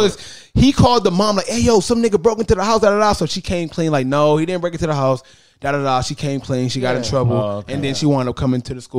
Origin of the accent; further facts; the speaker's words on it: East Cleveland, Ohio, United States; I am from East Cleveland. If you don't know where that's at, I'm from the hood.